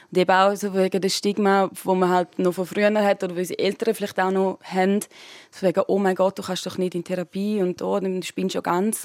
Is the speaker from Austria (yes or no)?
no; Switzerland; bei uns in der Schweiz